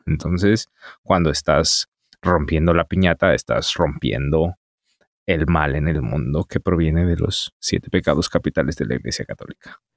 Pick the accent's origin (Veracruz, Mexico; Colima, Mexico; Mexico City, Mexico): Mexico City, Mexico; accent: Mexican; moved away as an adult; now in Berlin, Germany; nací en la Ciudad de México en la década de los ochentas em, y vivo ahora en Berlín desde hace un año exactamente